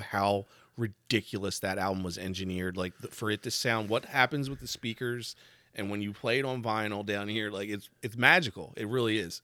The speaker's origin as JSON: {"language": "English", "area": "Delco", "region": "Pennsylvania", "country": "United States", "also_born_or_lived": "Pittsburgh", "said": "He was from Delco and I was from Delco"}